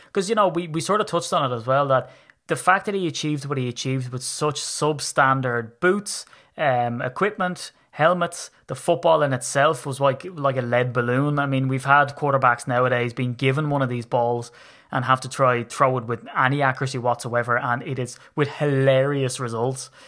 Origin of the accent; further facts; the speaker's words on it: Ireland; I'm Irish